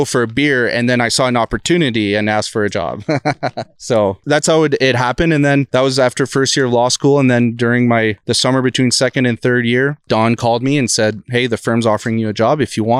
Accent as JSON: {"language": "English", "town": "Clair", "region": "New Brunswick", "country": "Canada", "tie": "born or raised there", "first_language": "French", "second_language": "English", "moved": "as an adult", "lives_now": "Red Deer, Canada", "said": "I grew up in a small town called Clare in New Brunswick."}